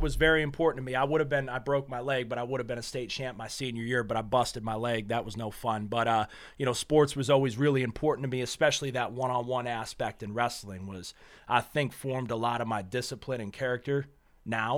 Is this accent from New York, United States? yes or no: yes; Western New York, United States; moved away; also born or lived in Nashua, New Hampshire / Meadville, Pennsylvania; I was born in New Hampshire, but I was raised in New York, uh, just a small town in New York.